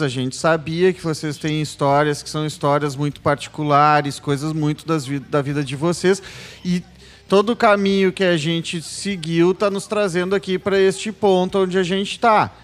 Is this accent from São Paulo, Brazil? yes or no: no; Rio Grande do Sul, Brazil; eu vinha de um processo de orgulho gaúcho idiótico, da, da, daquela coisa racista que eu cantava o hino do Rio Grande do Sul sem me aperceber